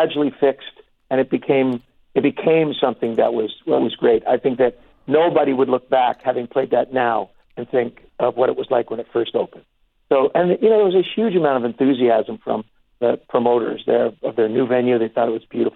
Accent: Canada; we're Canadian

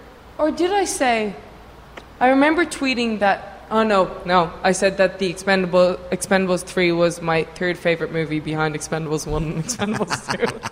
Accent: Ireland; I'm from Ireland.

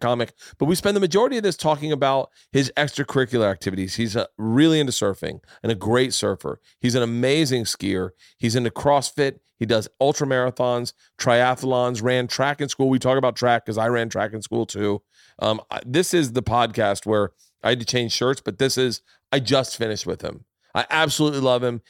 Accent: Florida, United States; I grew up in Florida

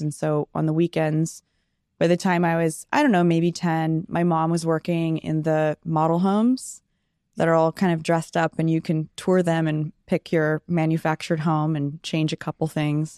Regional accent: Sacramento, California, United States; also born or lived in San Diego, California; I lived in San Diego till I was seven, and it's a beautiful place, and I so wish we would have stayed there, but we moved to beautiful Sacramento, California.

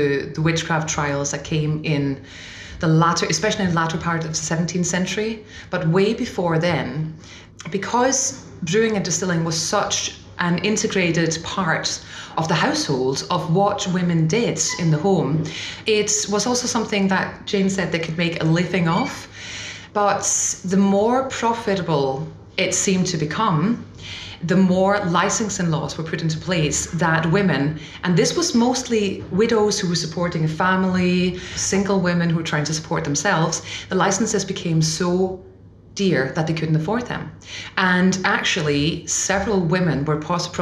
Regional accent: Denmark; moved away as an adult; now in Scotland; I'm originally from Denmark. I've been in Scotland for about a year and a half now.

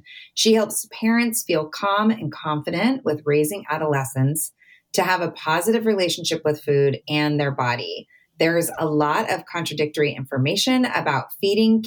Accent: Southern California, United States; I grew up in Southern California, at the beach

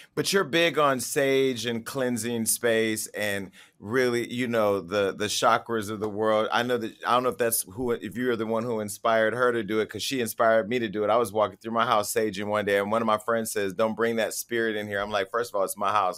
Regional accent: Stockton, California, United States; my hometown of Stockton, uh, California

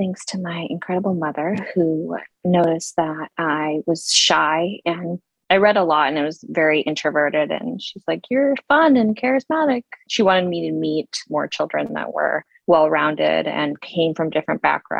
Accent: Utah, United States; born or raised there; also born or lived in Russia

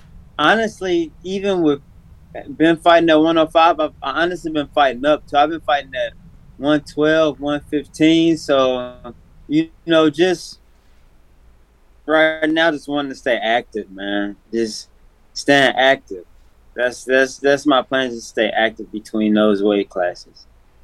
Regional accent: Nashville, Tennessee, United States; Yeah. Born and raised in Nashville, man.

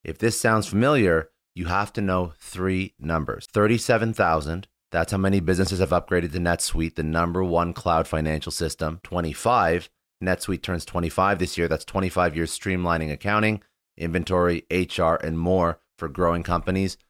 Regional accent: Canada; now in Florida, United States; I'm Canadian

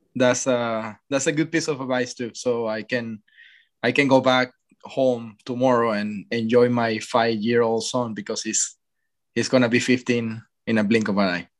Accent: Venezuela; moved away; growing up in Venezuela

